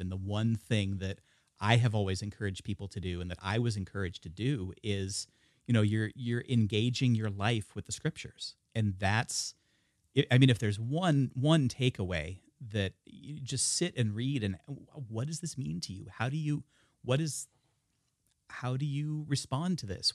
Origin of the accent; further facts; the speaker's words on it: the Northwest, Pacific Northwest, United States; being born and raised in the Northwest